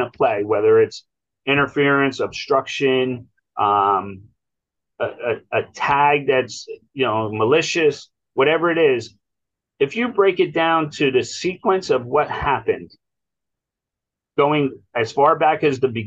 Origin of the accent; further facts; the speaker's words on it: Ewing, New Jersey, United States; We grew up in Ewing Township and went to the baseball field